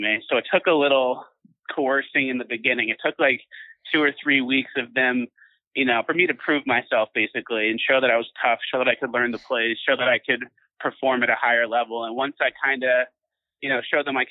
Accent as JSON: {"language": "English", "area": "Long Island", "region": "New York", "country": "United States", "tie": "born or raised there", "said": "I grew up in Long Island, so I was always around New York City"}